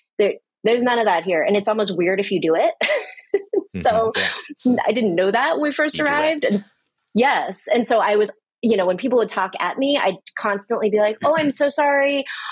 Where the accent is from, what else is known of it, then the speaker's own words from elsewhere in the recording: United States; moved away as an adult; also born or lived in Florida / Boise, Idaho / South Korea; now in Chengdu, China; I'm American, I'm Korean American, I don't speak Korean